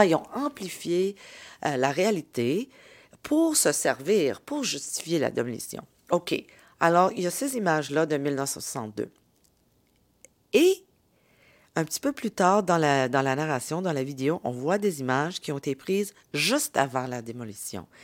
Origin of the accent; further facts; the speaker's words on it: Montreal, Quebec, Canada; mes racines dans la ville et à mon identité en tant que Canadienne québécoise de deuxième génération